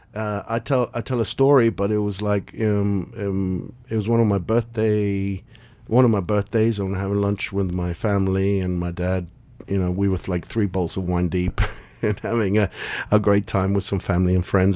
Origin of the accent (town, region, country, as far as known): London, United Kingdom; born or raised there; moved away as an adult; also born or lived in Argentina / North America